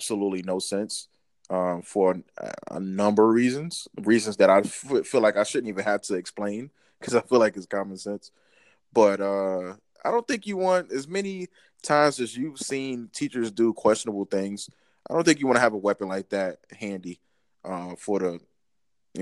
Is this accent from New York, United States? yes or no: no; Newark, New Jersey, United States; I'm born and raised in New Jersey